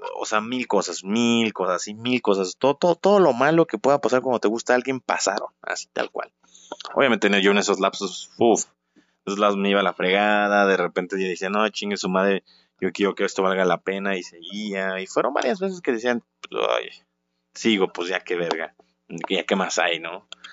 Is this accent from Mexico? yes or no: yes; Guanajuato, Mexico; la ciudad de donde soy yo, la bonita ciudad de Guanajuato